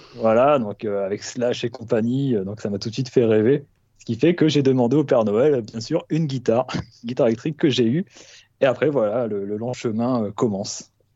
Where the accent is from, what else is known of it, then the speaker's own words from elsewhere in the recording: Nord-Pas-de-Calais, Hauts-de-France, France; moved away; je suis issu de, du Nord-Pas-de-Calais de base